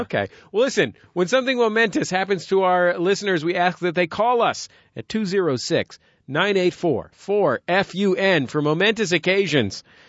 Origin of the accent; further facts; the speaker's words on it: San Francisco, California, United States; now in Los Angeles, United States; I grew up in San Francisco's favela